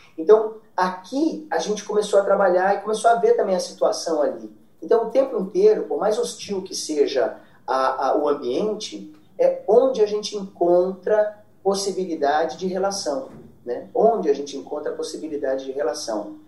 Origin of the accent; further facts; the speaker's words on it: Brazil; eu sou brasileiro